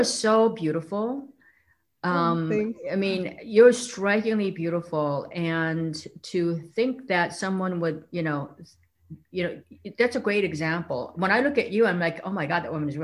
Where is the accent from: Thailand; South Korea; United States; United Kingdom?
South Korea; moved away; I grew up in South Korea where women were supposed to be kind of quiet.